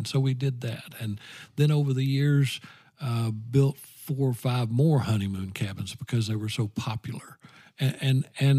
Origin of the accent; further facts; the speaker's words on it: Lowell, Arkansas, United States; I grew up in Lowell, Arkansas, on a farm.